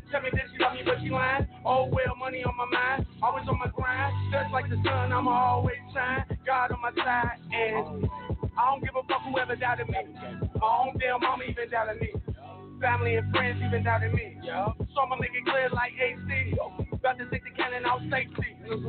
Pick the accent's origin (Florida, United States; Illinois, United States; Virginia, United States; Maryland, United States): Illinois, United States; Chicago; And I'm from Chicago, and we just try to get a little bit hard out here.